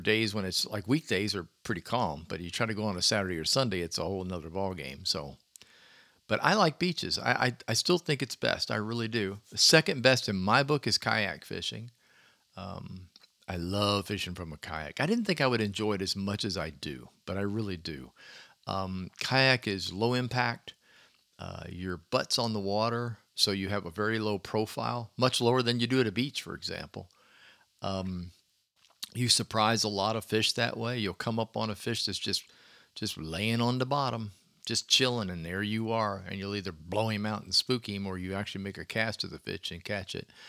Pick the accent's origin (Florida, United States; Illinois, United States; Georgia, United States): Florida, United States; Clearwater; growing up in Clearwater o, on a beach